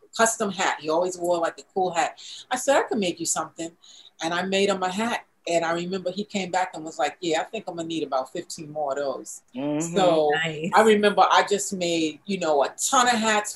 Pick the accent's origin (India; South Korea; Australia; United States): United States; New York City, New York; I'm from Brooklyn